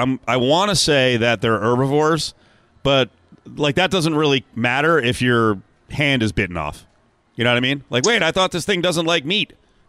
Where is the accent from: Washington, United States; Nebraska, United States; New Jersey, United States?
New Jersey, United States; I grew up in New Jersey.